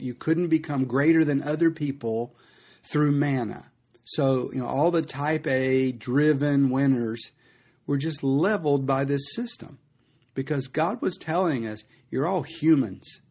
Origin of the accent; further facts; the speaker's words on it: United States; as an American